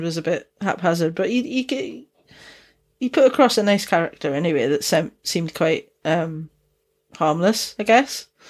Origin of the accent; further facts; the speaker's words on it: Dundee, Scotland, United Kingdom; accent: Dundonian mixed with Geordie; also born or lived in Newcastle upon Tyne; Dundonian accent, which is, uh, where I'm from